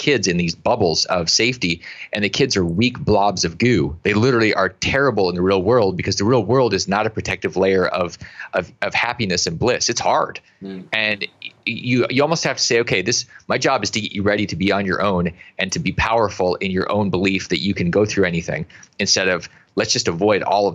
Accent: Alaska, United States; I grew up in Alaska and I've been in Africa a bunch

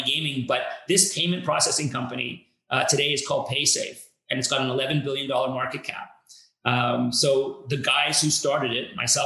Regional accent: Montreal, Quebec, Canada; So I grew up in Montreal in Canada.

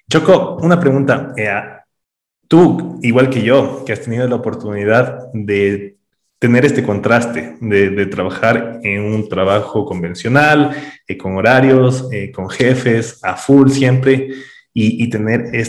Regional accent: Quito, Pichincha, Ecuador; Claro, yo soy de Quito también.

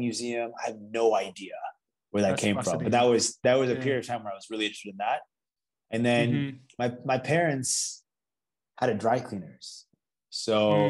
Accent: Orlando, Florida, United States; also born or lived in Toronto, Canada; So I grew up in Orlando, Florida

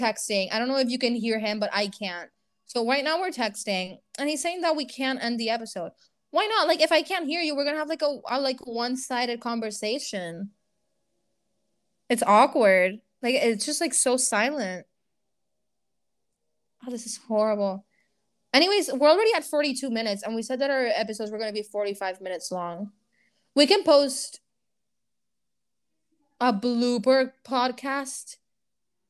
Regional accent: Puerto Rico; English is a second language; Puerto Rico

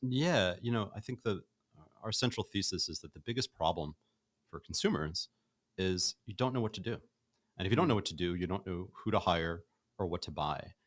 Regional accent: New York City, New York, United States; moved away as an adult; now in Los Angeles, United States; I'm from Brooklyn, and I've lived nowhere else but New York City

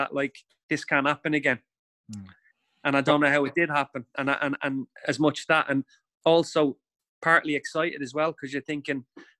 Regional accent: Dublin, Leinster, Ireland; can you imagine being an Evertonian growing up in Dublin?

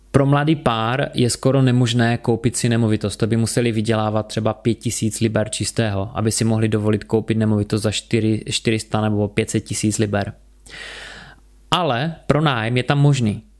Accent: Czechia; u nás

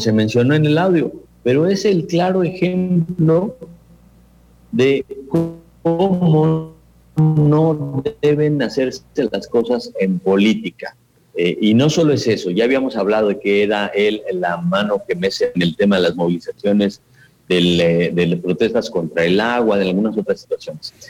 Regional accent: Mexico

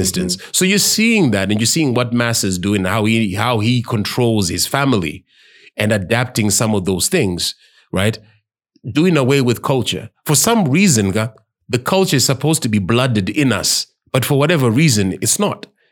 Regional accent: Zimbabwe; As Mazimbabweans.

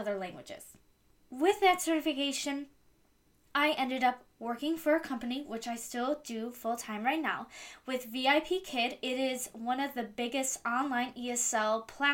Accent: Cleveland, Ohio, United States; I am from Cleveland, Ohio

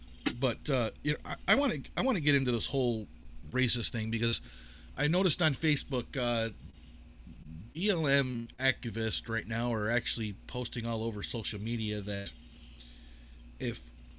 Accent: United States; also born or lived in New York State; I'm an American.

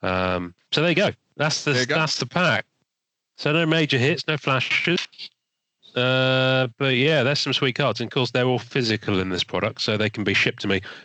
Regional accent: England, United Kingdom; I'm English

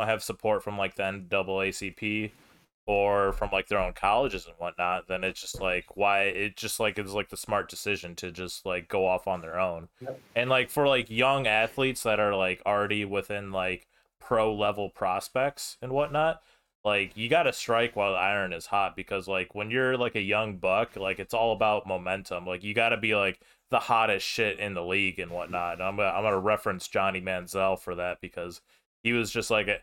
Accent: United States; Me as an American

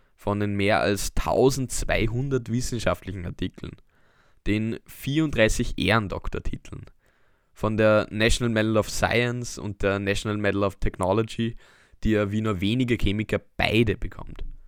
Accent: Austria; unsere Heimat

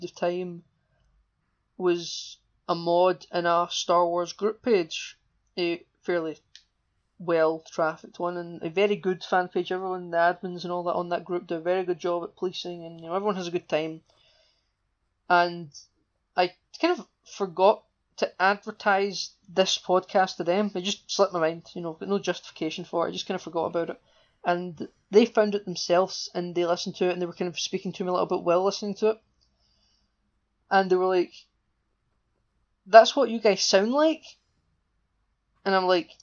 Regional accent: central belt of Scotland, United Kingdom; accent: Scottish; we're from the central belt of Scotland.

